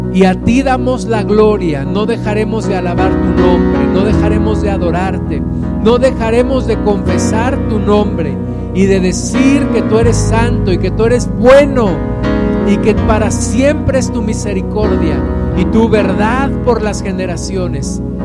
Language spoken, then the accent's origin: Spanish; Mexico